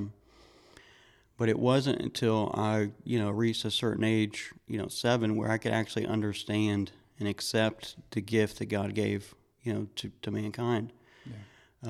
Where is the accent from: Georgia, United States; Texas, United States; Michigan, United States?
Georgia, United States; I grew up in Georgia